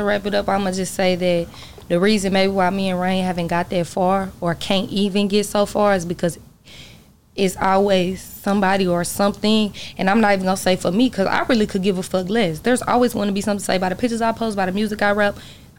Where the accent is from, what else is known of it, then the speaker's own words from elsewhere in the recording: McKinney, Texas, United States; I grew up somewhere in McKinney, so it's like I know three whole family.